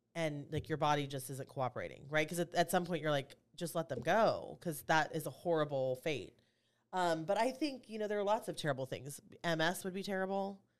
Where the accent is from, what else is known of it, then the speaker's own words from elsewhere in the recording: Kansas City, United States; moved away; I'm from Kansas City originally